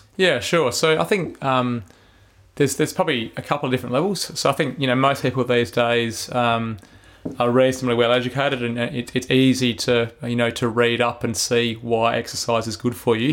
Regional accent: Adelaide, South Australia, Australia; I grew up in Belair

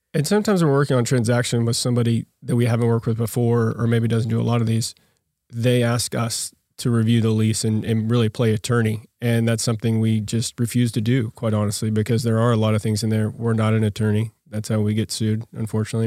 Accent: Yukon, Oklahoma, United States; Born and raised out in Yukon, Oklahoma

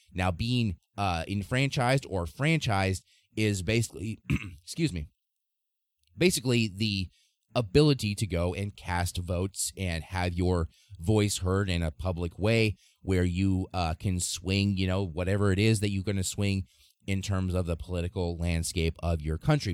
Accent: Nebraska, United States; my home state of Nebraska

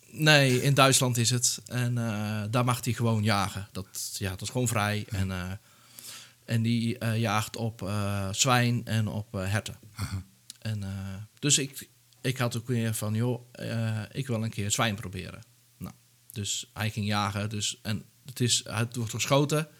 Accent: Netherlands; ik kom zelf uit Dijl

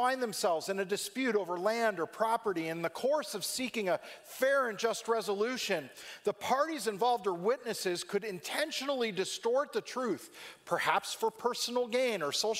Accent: California, United States; growing up in California

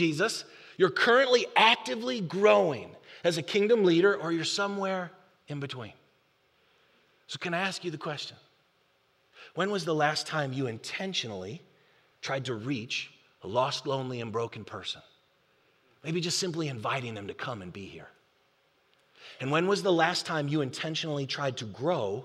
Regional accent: Buffalo, New York, United States; now in North Texas, United States; I'm from Buffalo.

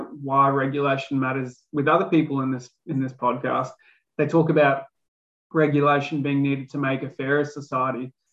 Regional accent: Far North Queensland, Australia; I was born in Far North Queensland

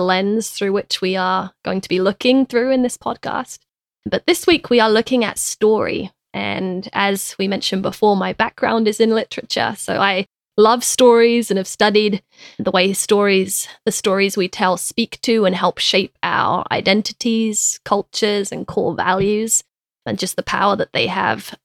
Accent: London, United Kingdom; moved away; me growing up in London

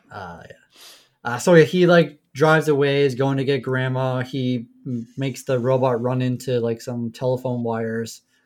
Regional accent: Canada; we're Canadian

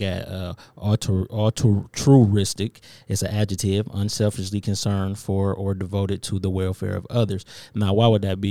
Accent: Inkster, Michigan, United States; we from Inkster

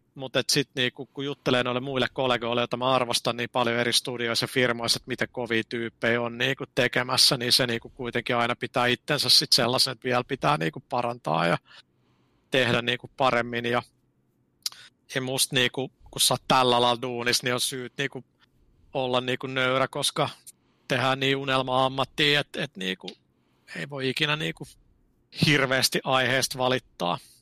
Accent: Finland; mä oon Suomesta

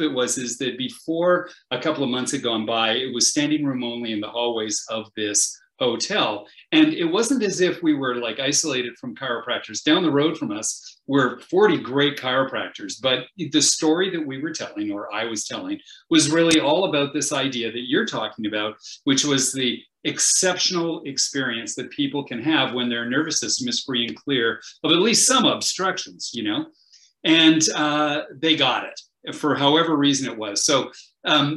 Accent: Canada; I'm a Canadian.

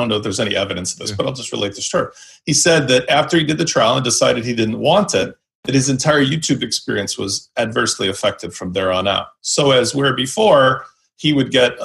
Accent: Chicago, Illinois, United States; I'm from Chicago and Illinois

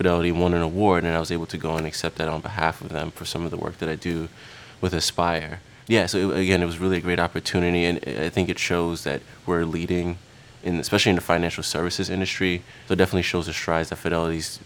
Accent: New York City, New York, United States; I grew up in Queens, New York

